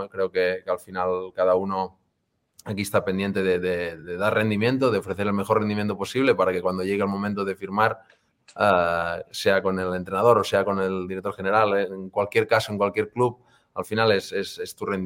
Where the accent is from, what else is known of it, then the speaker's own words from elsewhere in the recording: Banyoles, Catalonia, Spain; moved away as an adult; also born or lived in Girona / Vigo / Barcelona; now in Kansas City, United States; Yo soy de Bañolas, que es un pueblo de, Girona